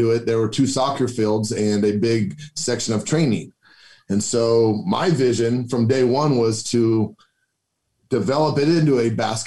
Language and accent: English; Grand Island, Nebraska, United States; also born or lived in Omaha; grew up in Grand Island